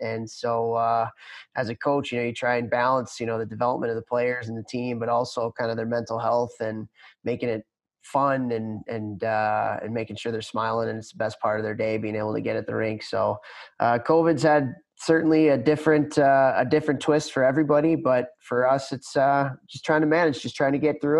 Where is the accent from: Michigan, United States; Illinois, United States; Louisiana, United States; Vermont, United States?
Illinois, United States; Chicago; Bulls, you know, I grew up in the Jordan era, so that was huge in Chicago. But the Blackhawks when I was growing up were terrible.